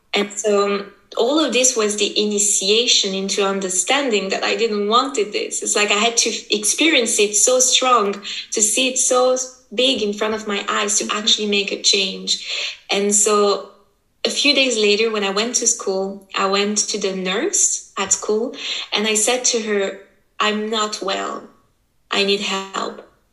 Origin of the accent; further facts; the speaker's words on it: French part of Switzerland, Romandy, Switzerland; I was born here in Switzerland. My mother is from Brazil, my father is from Italy, and just somehow I just happened to be born here and to be raised here, so in the French part of Switzerland.